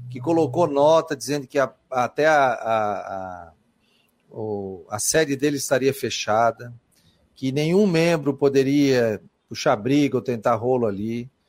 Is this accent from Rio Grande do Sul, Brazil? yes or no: no; Florianópolis, Santa Catarina, Brazil; eu sou de Floripa, gosto do futebol da capital, né?